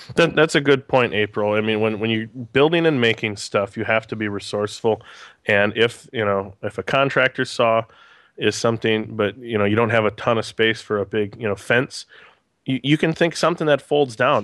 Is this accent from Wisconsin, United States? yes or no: yes; Green Bay, Wisconsin, United States; I'm a born and raised in Green Bay